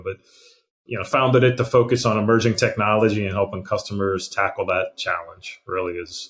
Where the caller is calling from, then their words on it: Pittsburgh, Pennsylvania, United States; So I am in Pittsburgh, Pennsylvania.